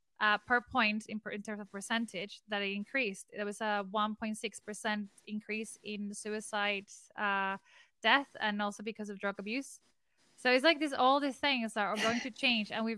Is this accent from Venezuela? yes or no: yes; Venezuela; I am from Venezuela